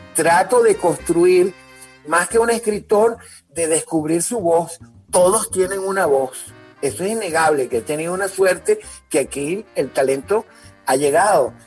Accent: Caracas, Capital District, Venezuela; Luego me fui a San Agustín del Norte, nos fuimos a San Agustín del Norte y allí viví hasta, hasta que tuve 17 años

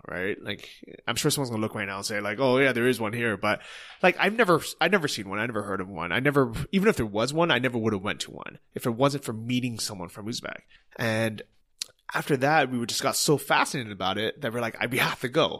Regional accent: United States; first language English; moved away; English is our first language, that we're native English speakers, Americans

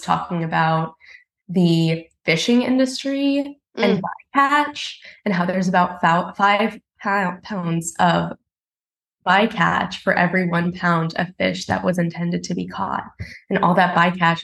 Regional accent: Houston, Texas, United States; now in Brooklyn, United States; I grew up in Houston

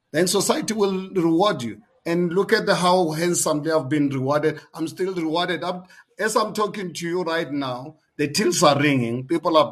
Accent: South Africa; As a South African, 62 years of age, I lived more than half of my life under the apartheid system

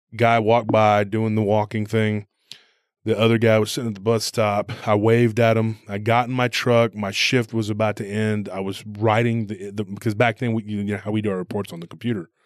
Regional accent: Taylor, Texas, United States; here in my hometown, um, Taylor

